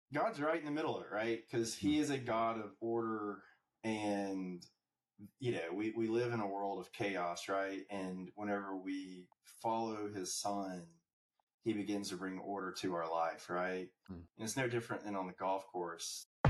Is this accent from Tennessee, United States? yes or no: yes; Ooltewah, Tennessee, United States; now in Atlanta, United States; I, I, grew up just north of Chattanooga in a little town called Ooltewah, Tennessee